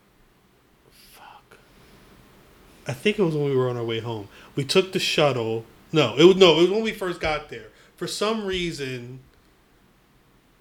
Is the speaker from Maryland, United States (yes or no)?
no; Trenton, New Jersey, United States; also born or lived in Hamilton, New Jersey; we were both born and raised